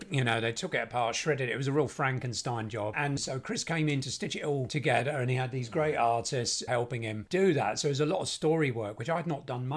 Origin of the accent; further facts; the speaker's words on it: London, United Kingdom; moved away as an adult; also born or lived in Austin, Texas; now in Los Angeles, United States; being from London